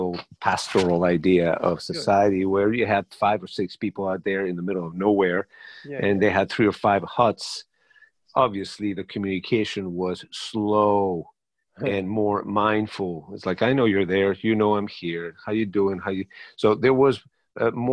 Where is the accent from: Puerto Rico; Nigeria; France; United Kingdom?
France; Paris, Île-de-France; first language Spanish; English is a second language; also born or lived in Madrid, Spain; I was born in Madrid and raised in Paris